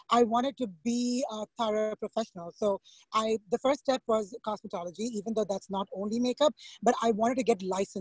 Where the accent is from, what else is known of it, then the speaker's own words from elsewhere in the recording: India; moved away as an adult; now in Long Island, United States; I'm from India, so back home in school